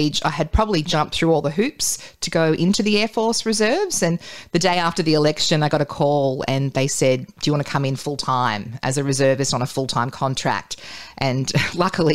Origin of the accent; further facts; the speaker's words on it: Newcastle, New South Wales, Australia; also born or lived in Tamworth; I'm from Newcastle, but yes. I went to Tamworth for 3 years and then came back